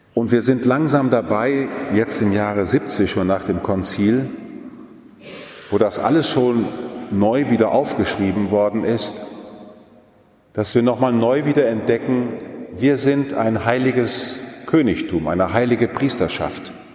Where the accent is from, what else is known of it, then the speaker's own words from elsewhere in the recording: Münsterland, North Rhine-Westphalia, Germany; weil ich noch in einer katholischen Kirche groß geworden bin, so gerade noch damals bei uns im Münsterland